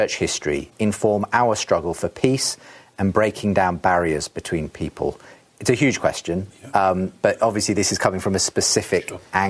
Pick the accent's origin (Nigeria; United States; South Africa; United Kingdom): South Africa; Being South African and knowing the history of the Dutch Reformed Church's role in supporting apartheid